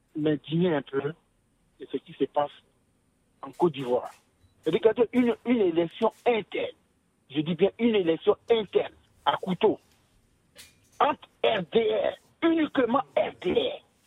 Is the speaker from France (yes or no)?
no; Bamileke of Cameroon, West, Cameroon; je suis Bamileke du Cameroun